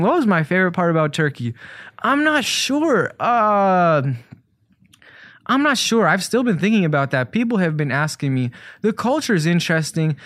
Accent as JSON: {"language": "English", "town": "Chicago", "region": "Illinois", "country": "United States", "tie": "born or raised there", "said": "I grew up in Hyde Park up until I was about fourteen"}